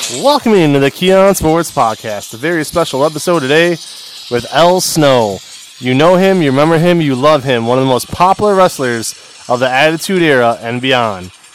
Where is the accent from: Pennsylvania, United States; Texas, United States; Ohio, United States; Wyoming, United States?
Ohio, United States; also born or lived in Cleveland; I'm here from Ohio too. I'm up here in Cleveland